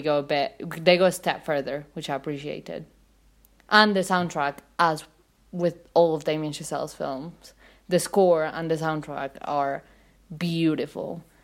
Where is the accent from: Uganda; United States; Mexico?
Mexico; Mexico City; I'm from Mexico City.